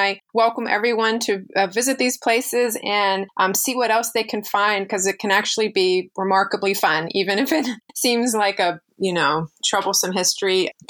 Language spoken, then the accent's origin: English; California, United States; as a Californian